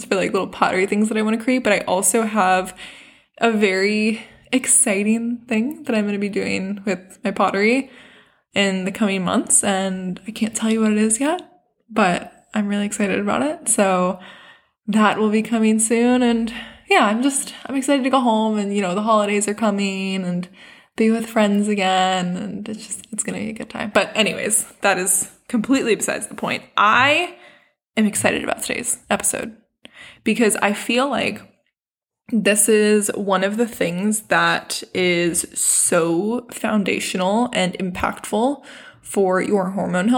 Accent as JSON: {"language": "English", "country": "South Africa", "moved": "yes", "lives_now": "United States", "said": "we are from South Africa"}